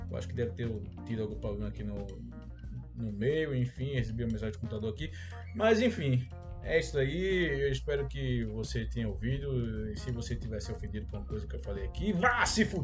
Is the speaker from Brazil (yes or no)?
yes; Brazil; eu vou fazer questão de dizer que sou brasileiro